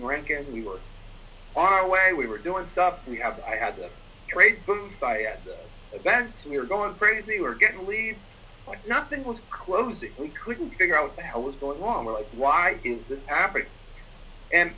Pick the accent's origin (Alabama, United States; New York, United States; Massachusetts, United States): Massachusetts, United States; Boston; I'm actually from Boston